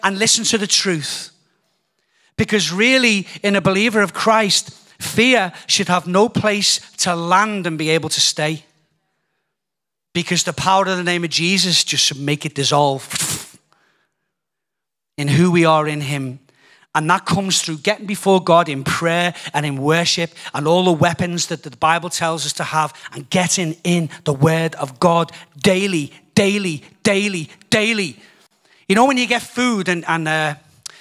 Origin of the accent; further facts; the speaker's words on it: United Kingdom; also born or lived in Donegal, Ireland (family); being British